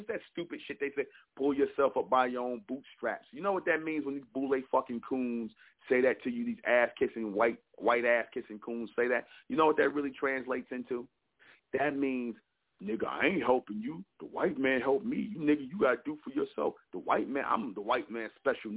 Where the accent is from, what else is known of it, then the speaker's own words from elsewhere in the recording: United States; I'm foundational black American. My people, I'm American. I'm not African.